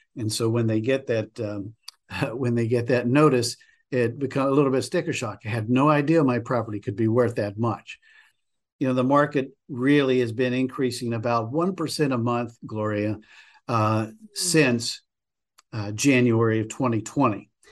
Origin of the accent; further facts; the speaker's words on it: West Virginia, United States; moved away as an adult; also born or lived in New England; now in Gloucester County, United States; my home state of West Virginia